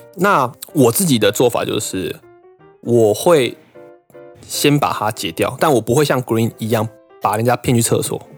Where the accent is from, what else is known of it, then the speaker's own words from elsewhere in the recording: Taiwan; moved away as an adult; now in Japan; 我老家附近的土地公哎。跟我从小拜拜拜到大的关公庙